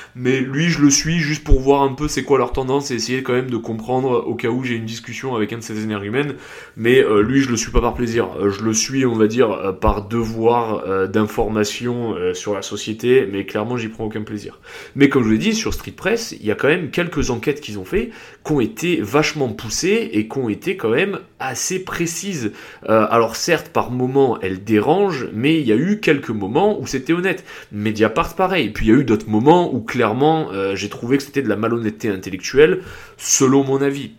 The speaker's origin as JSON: {"language": "French", "region": "south-east France", "country": "France", "also_born_or_lived": "England", "accent": "southern, south-east", "said": "j'ai un accent du sud, alors certes sud-est, pas sud-ouest"}